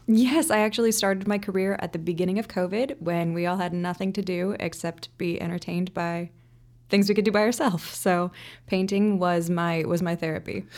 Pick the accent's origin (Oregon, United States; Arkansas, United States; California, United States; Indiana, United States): Indiana, United States; Indianapolis; moved away as an adult; now in Chicago, United States; I grew up in Indianapolis.